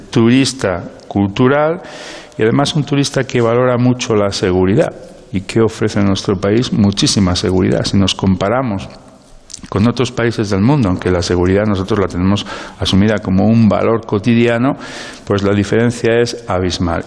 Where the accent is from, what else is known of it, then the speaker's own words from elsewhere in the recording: Castile and León, Spain; now in Salamanca, Spain; nosotros somos castellanos